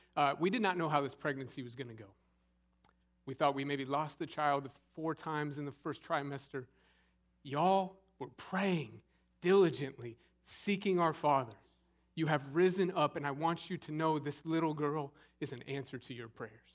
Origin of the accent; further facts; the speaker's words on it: Scottsdale, Arizona, United States; growing up in Scottsdale, Arizona